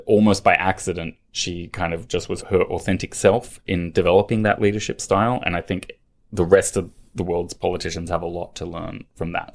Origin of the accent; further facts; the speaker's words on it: Australia; moved away as an adult; also born or lived in London; now in Brussels, Belgium; I grew up in Australia, studied in Australia